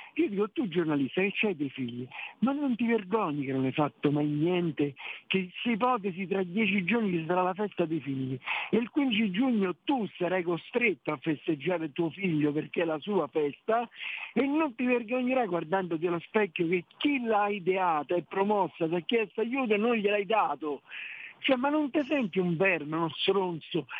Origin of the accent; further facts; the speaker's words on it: Rome, Lazio, Italy; Io sono romano